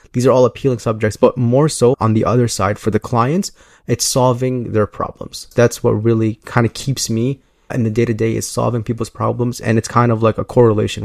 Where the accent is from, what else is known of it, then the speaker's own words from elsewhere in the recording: Chicago, Illinois, United States; I am from Chicago. I grew up in the southwest